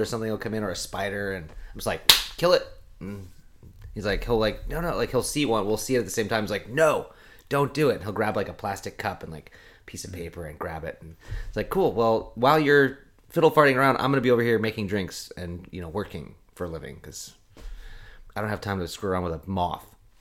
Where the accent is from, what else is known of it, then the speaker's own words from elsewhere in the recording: Eugene, Oregon, United States; moved away; when I was growing up in Eugene